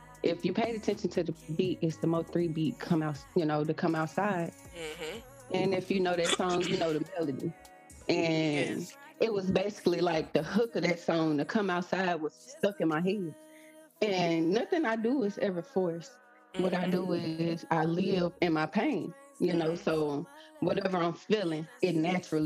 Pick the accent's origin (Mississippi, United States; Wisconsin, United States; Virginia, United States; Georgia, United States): Mississippi, United States; now in Memphis, United States; I'm from Mississippi, actually reside in Memphis, Tennessee